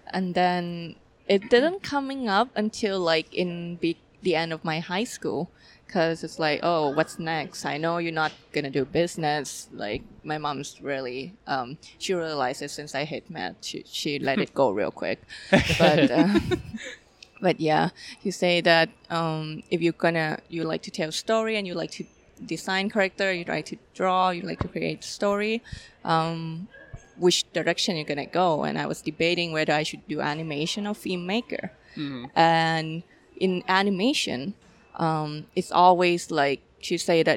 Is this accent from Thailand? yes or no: yes; Thailand; moved away; I'm from Thailand.